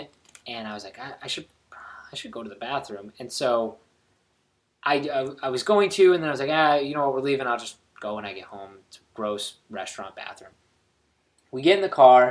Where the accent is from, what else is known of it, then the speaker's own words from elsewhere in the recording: Orlando, Florida, United States; We grew up in Orlando